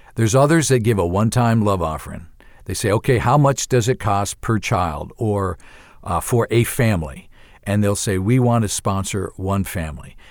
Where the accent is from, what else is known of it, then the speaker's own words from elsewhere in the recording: New York, United States; moved away as an adult; also born or lived in Ivory Coast / Uganda; I'm from New York originally